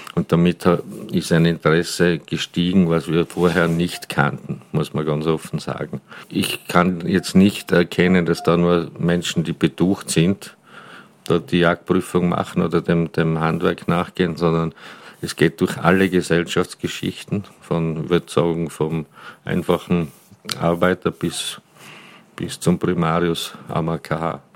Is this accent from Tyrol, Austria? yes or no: yes; Galtür, Tyrol, Austria; moved away as an adult; also born or lived in Hall in Tirol; now in Vienna, Austria; geboren in Galtür in Tirol, dort aufgewachsen, dann eine Station in Hall in Tirol gemacht mit Matura und seit 33 Jahren in Wien lebend